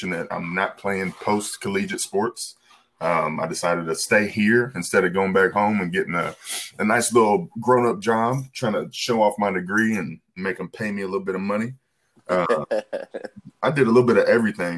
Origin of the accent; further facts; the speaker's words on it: Georgia, United States; moved away as an adult; also born or lived in Nebraska / St. Louis, Missouri; now in Lexington, United States; I was born in Nebraska, actually. Grew up in Georgia and spent some time in St. Louis in the middle there